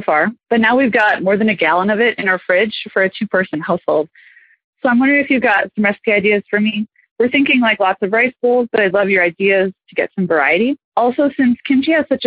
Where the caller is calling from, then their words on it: Milwaukee, Wisconsin, United States; I'm calling from Milwaukee, Wisconsin